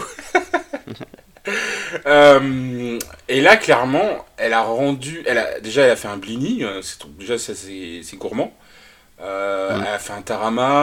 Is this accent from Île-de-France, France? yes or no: no; Nantes, Pays de la Loire, France; je suis nantais